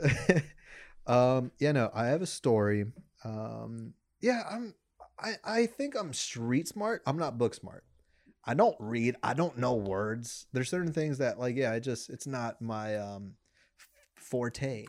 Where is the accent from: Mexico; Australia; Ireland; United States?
Mexico; first language Spanish; English is a second language; I'm the whitewashed Mexican